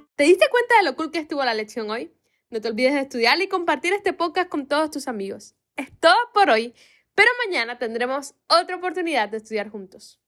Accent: Cuba; Aquí en mi país, Cuba, le decimos espejuelos

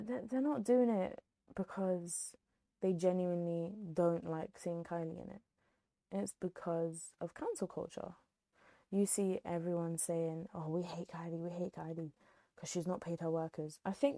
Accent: United Kingdom; accent: British; if you can't tell from my accent, I'm British through and through.

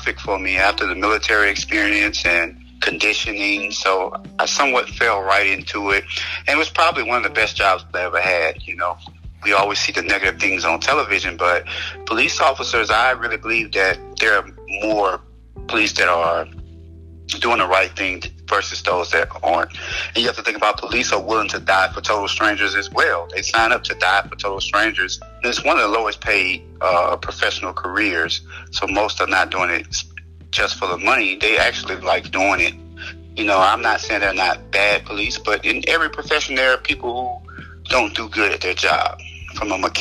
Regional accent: Baton Rouge, Louisiana, United States; I'm from Baton Rouge, Louisiana

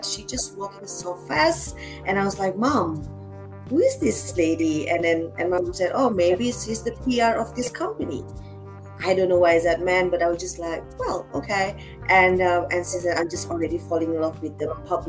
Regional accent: Jakarta, Indonesia; moved away as an adult; now in Bali, Indonesia; I'm born and raised in Jakarta, but Bali, it's home since the last, this May I'm coming out 5 years, full-time Bali living

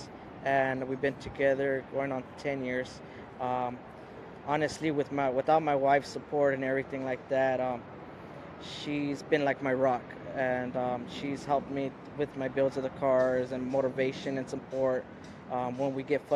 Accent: San Diego, California, United States; I grew up here in Logan Heights as a child, basically like born and raised here

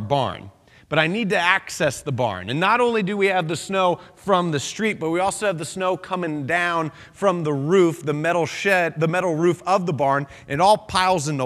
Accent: outside of Philadelphia, Pennsylvania, United States; now in New England, United States; I grew up outside of Philadelphia, Pennsylvania

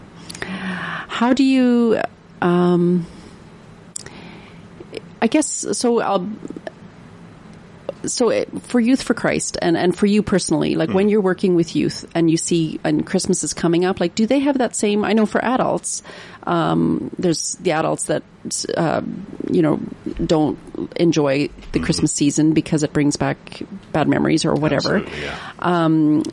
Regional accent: Northern Alberta, Canada; I grew up in Northern Alberta, just across from Fort St.

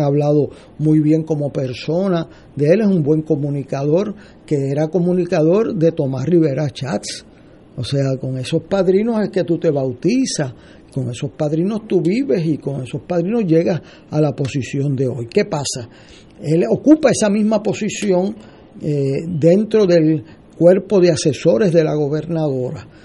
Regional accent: Puerto Rico; como puertorriqueño

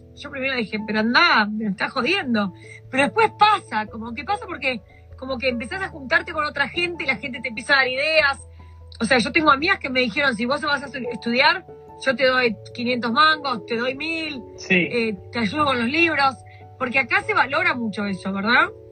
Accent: Argentina; moved away; yo estudiaba en la Universidad del Salvador

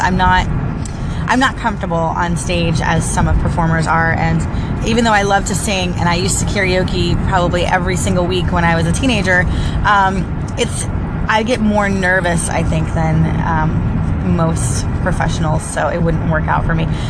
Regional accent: Central Florida, United States; also born or lived in St. Petersburg, Florida; now in Orlando, United States; I was born in St. Petersburg, Florida, and moved to the Central Florida area after that and lived there my entire life.

